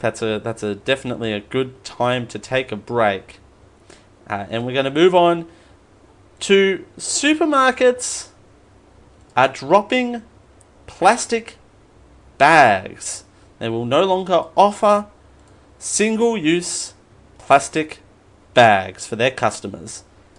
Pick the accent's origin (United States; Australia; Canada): Australia; I mean, I'm born and bred in Australia, and I'm quite proud to be in Australia